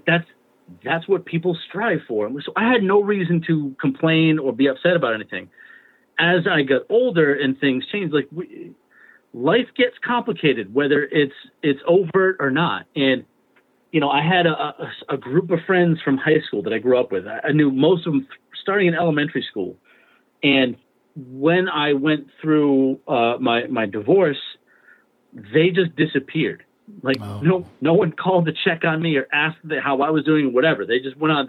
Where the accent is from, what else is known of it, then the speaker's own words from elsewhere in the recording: East Providence, Rhode Island, United States; Our fathers were cops together in East Providence